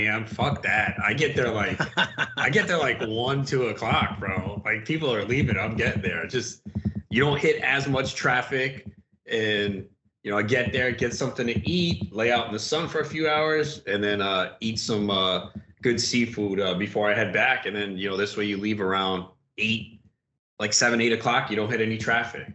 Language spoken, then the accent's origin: English; New York, United States; now in New Jersey, United States; growing up in New York, where it's like Jones Beach, Coney Island, Far Rockaway